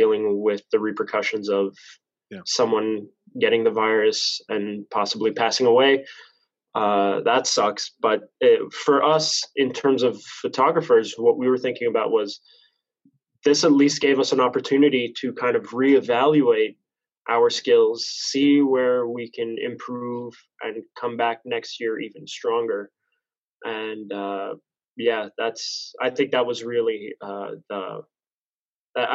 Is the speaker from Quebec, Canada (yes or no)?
yes; Montreal, Quebec, Canada; also born or lived in Laval; I was born and raised in St. Leonard, Montreal